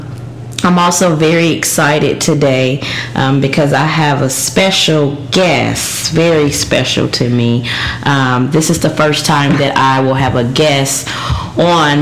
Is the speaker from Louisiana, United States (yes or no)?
yes; Louisiana, United States; I'm from Louisiana. I like food. That's all we do down there